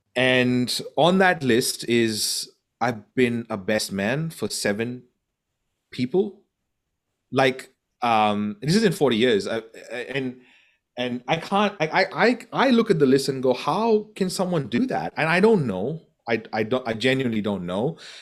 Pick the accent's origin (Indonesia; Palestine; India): India; Goa; moved away; I'm from Goa in India.